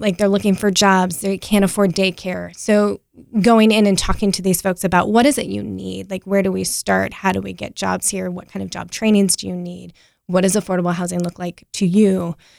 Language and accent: English; Apex, North Carolina, United States; also born or lived in Wilmington, North Carolina; now in Raleigh, United States; I grew up in Apex, just down the road